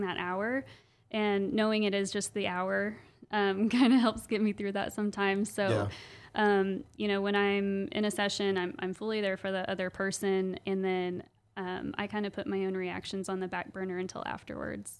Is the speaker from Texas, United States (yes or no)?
no; Owasso, Oklahoma, United States; I grew up yeah. in Owasso